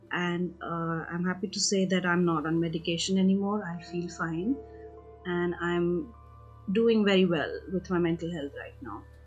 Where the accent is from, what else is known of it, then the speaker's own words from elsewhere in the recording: India; also born or lived in United Kingdom; I am from India